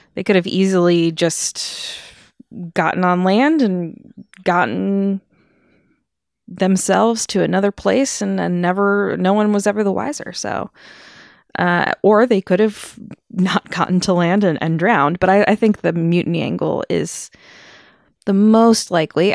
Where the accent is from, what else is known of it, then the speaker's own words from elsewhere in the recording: United States; as American people